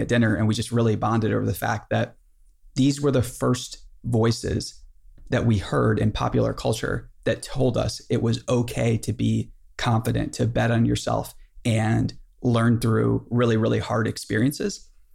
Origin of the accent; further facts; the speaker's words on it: Boonsboro, United States; I'm from Boonesboro